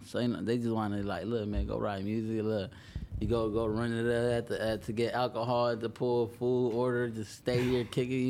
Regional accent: Los Angeles, California, United States; born or raised there

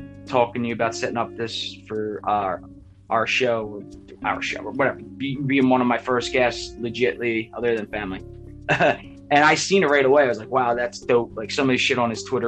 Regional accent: Philadelphia, Pennsylvania, United States; I grew up in Philly, South Philly.

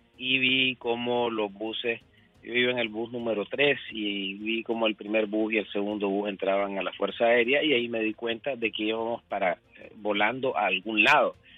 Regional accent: Nicaragua; moved away as an adult; now in United States; yo soy nicaragüense, sido nicaragüense y seré nicaragüense

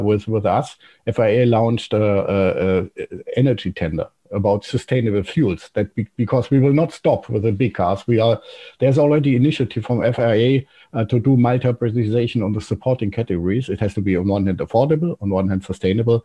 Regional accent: Trier, Rhineland-Palatinate, Germany; I'm coming from Trier, which is close to Baumholder.

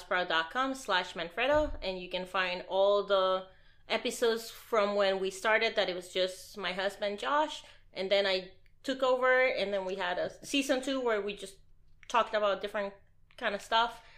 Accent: Puerto Rico; I was born and raised in Puerto Rico

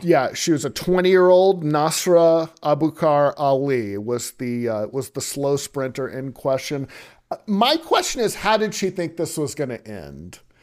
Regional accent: Louisiana, United States; moved away; I'm from Lu, from the Louisiana area

